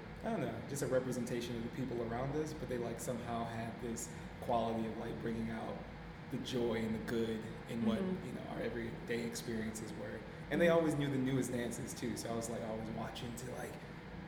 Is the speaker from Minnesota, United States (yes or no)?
yes; Plymouth, Minnesota, United States; also born or lived in St. Paul, Minnesota; Born in St. Paul, raised in Plymouth, which is a suburb of Minneapolis.